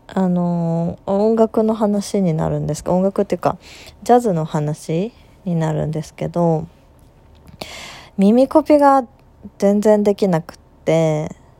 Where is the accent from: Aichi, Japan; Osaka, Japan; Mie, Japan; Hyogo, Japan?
Aichi, Japan; 愛知のど田舎出身なんですけど